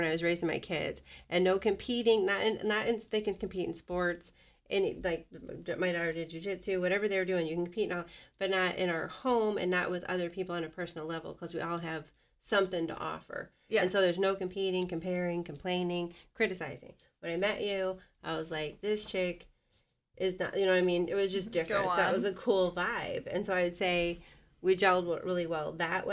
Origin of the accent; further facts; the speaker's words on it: Bettendorf, Iowa, United States; I'm from Bettendorf. I grew up in Bettendorf.